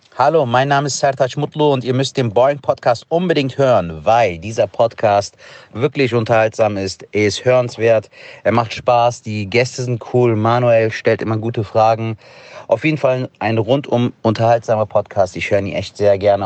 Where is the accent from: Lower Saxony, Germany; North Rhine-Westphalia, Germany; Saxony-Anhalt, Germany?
North Rhine-Westphalia, Germany; Harsewinkel; moved away as an adult; also born or lived in Bavaria; now in Gütersloh, Germany; ich bin ja in Hasewinkel aufgewachsen. Das ist im Kreis Gütersloh so ein Kaff.